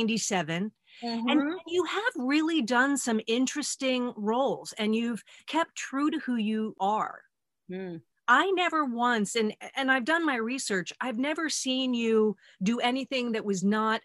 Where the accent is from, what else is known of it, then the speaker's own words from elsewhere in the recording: New York, United States; we're also born and raised in New York, American Italian homes